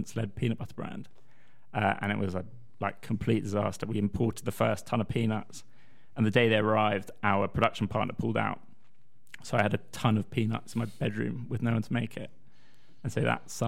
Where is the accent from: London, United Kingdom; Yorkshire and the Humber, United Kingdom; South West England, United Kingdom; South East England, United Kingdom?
London, United Kingdom; accent: posh South London; also born or lived in Scotland; I am Scottish, yes! Though I have the accent of a posh South of London schoolboy. And that's because I'm a posh South West London Scottish boy.